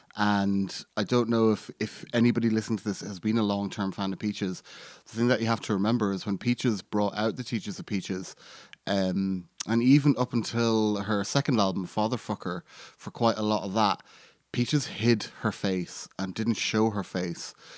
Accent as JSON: {"language": "English", "country": "Ireland", "tie": "born or raised there", "said": "I'm Irish and I grew up in Ireland and I grew up in a very small town in Ireland"}